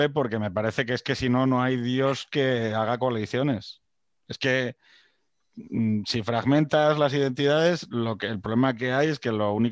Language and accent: Spanish; Jaén, Andalusia, Spain; Oiga, que soy de Jaén, pero que, soy algo más, ¿no? Que, andaluz.